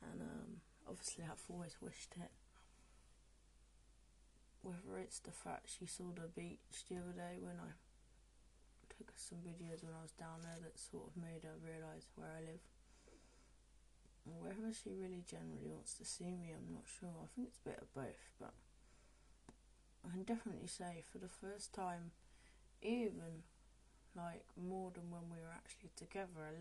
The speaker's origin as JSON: {"language": "English", "town": "Oxford", "region": "South East England", "country": "United Kingdom", "said": "Though I am from Oxford, and I do have cock in me"}